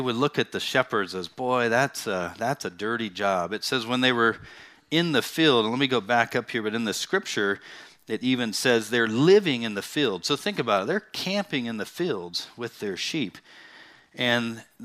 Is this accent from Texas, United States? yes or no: no; Bakersfield, California, United States; I actually grew up in the Central Valley, you know, the hot valley town of Bakersfield.